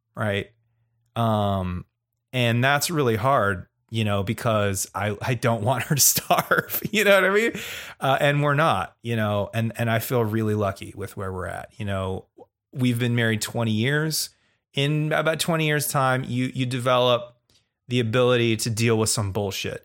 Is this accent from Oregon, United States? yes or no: yes; Oregon, United States; I'm from Oregon